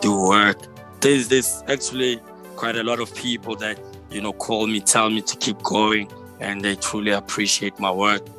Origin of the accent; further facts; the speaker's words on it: Johannesburg, Gauteng, South Africa; my hometown, here in Joburg, by Cosmo City